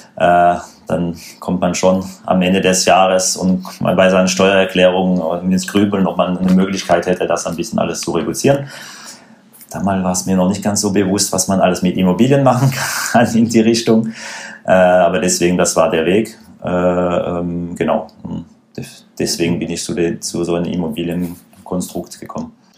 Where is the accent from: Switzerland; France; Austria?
France; German is a second language; moved away as an adult; now in Stuttgart, Germany; wie man sicherlich hören kann, äh, gebürtiger Franzose.